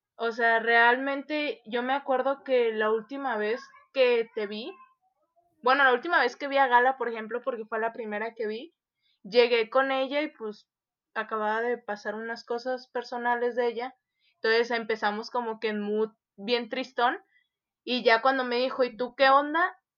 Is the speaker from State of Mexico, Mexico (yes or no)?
no; Tepic, Nayarit, Mexico; de Tepic